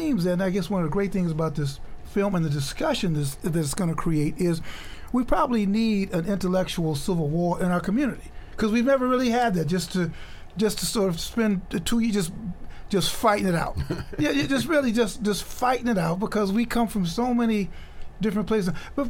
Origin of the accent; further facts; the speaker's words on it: Chicago, Illinois, United States; You know, I'm from Chicago.